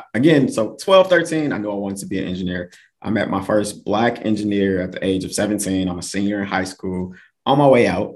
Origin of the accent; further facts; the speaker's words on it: Milwaukee, Wisconsin, United States; moved away as an adult; also born or lived in North Carolina / Erie, Pennsylvania / Texas; I'm from Milwaukee